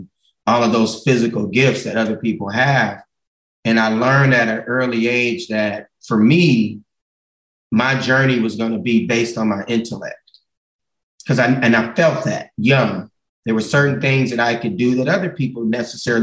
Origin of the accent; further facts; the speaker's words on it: Gardena, California, United States; I grew up in Gardena, man, right on 132nd and Van Ness, about 200 yards from Raleigh Park